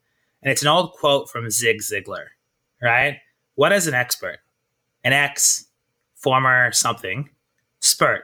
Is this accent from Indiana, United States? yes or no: no; Kansas City, Missouri, United States; moved away as an adult; also born or lived in Iowa / Italy; now in New York, United States; I'm from Kansas City, Missouri